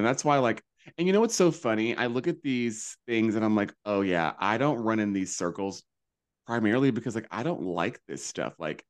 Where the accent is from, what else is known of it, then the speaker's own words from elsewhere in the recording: the South, United States; moved away; I was raised in the South